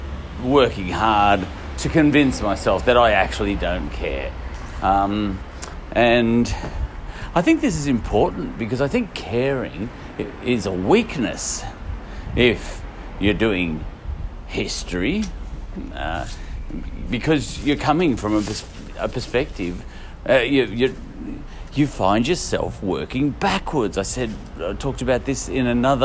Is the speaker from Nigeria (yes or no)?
no; Australia; As an Australian